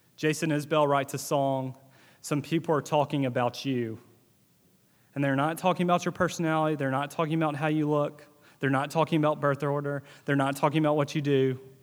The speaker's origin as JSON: {"language": "English", "region": "Northeast Mississippi", "country": "United States", "tie": "born or raised there", "said": "growing up in Northeast Mississippi and being in the South"}